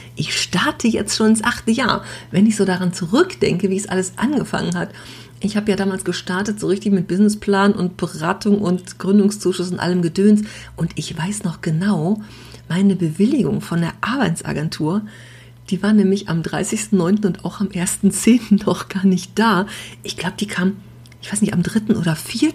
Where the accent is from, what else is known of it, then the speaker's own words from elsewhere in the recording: Düsseldorf, North Rhine-Westphalia, Germany; als Düsseldorfer Stadtkind